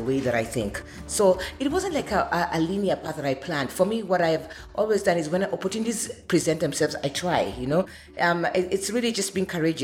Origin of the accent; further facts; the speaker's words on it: Kenya; I'm Kenyan